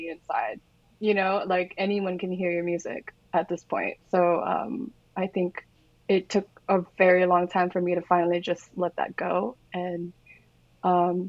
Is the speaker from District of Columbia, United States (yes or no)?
no; Orange County, California, United States; I am from Orange County